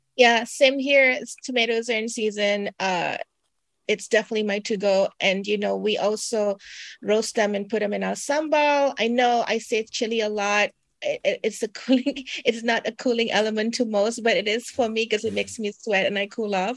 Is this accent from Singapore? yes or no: yes; Singapore; moved away; I'm from Singapore